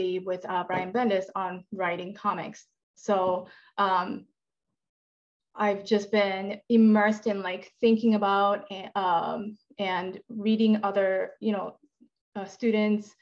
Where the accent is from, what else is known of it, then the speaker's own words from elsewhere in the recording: Japan; now in United States; I'm from Japan